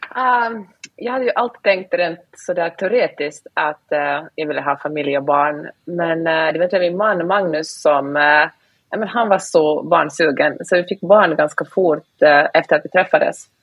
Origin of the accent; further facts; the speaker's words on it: Finland; first language Swedish; jag är ju finlandssvensk, så svenska är mitt första språk.